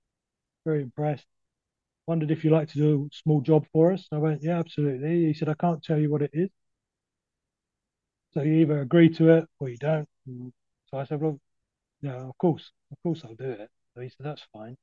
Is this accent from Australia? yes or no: no; London, United Kingdom; moved away; also born or lived in Dorset; My accent, I came from a council estate in East London